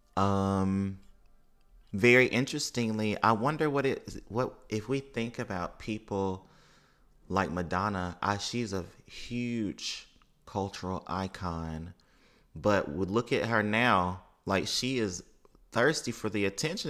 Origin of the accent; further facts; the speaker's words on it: Mississippi, United States; as someone who has over five generations of family in New Orleans and then also growing up in Mississippi